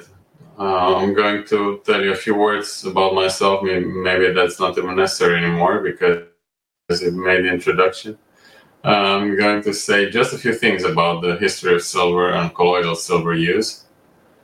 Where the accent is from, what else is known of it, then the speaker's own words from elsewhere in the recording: Romania; moved away as an adult; also born or lived in Amsterdam, Netherlands; I was born and raised in Romania, and I graduated